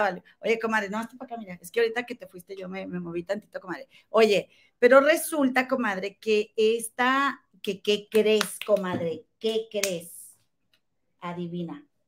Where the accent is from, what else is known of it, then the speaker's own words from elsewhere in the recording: Monterrey, Nuevo León, Mexico; somos de Monterrey